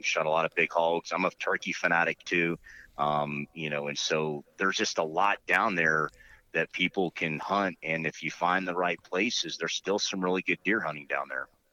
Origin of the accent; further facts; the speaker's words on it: Kissimmee, Florida, United States; moved away; also born or lived in Okeechobee, Florida; I grew up on a big cattle ranch down in Florida